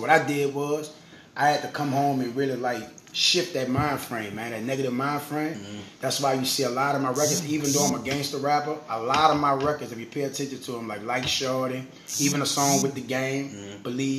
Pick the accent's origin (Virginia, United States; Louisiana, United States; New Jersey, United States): Louisiana, United States; New Orleans; I do a lot of things in the community in my hometown, New Orleans.